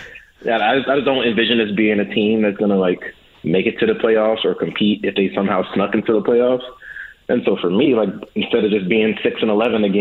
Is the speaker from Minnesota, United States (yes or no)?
no; St. Louis, Missouri, United States; now in Las Vegas, United States; I'm from St. Louis